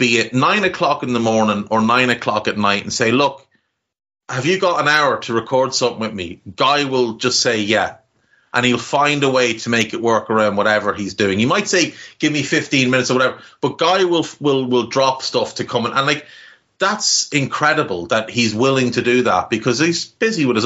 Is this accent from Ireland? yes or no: yes; Navan, Leinster, Ireland; accent: Navan; horrible, scummy Navan accent